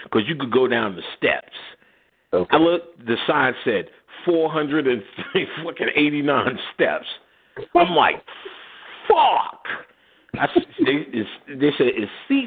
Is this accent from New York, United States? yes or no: yes; New York City, New York, United States; also born or lived in Jersey City, New Jersey; I'm from Queensbridge. I'm from the projects.